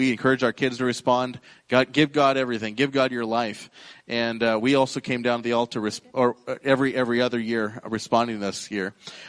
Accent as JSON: {"language": "English", "town": "Rapid City", "region": "South Dakota", "country": "United States", "said": "We're from Rapid City, and so we drove over yesterday, and just a beautiful, beautiful part of the country"}